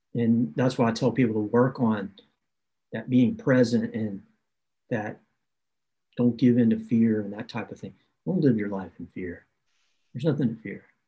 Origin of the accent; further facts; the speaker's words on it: the South, United States; I grew up in the South where you where you uh, are taught yes ma'am, no ma'am